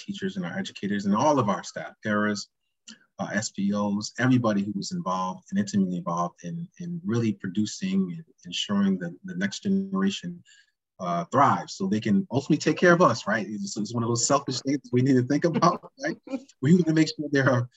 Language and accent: English; Hartford, Connecticut, United States; growing up in Hartford